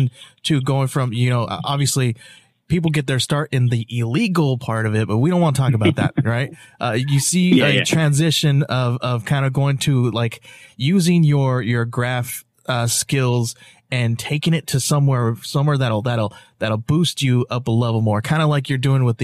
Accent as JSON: {"language": "English", "region": "California", "country": "United States", "moved": "yes", "lives_now": "Arizona, United States", "said": "I'm originally from California"}